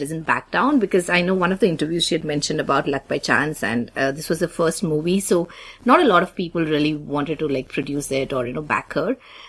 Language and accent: English; India; I'm Indian